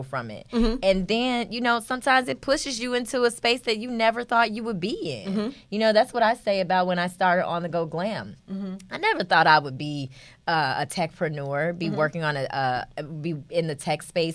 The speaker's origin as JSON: {"language": "English", "town": "Chicago", "region": "Illinois", "country": "United States", "said": "I say pop. I'm from Chicago."}